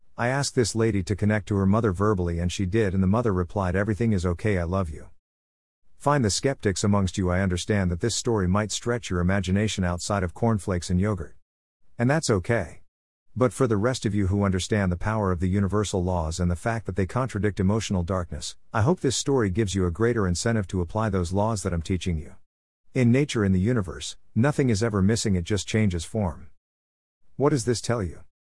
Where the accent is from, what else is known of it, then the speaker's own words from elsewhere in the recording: Australia; as an Australian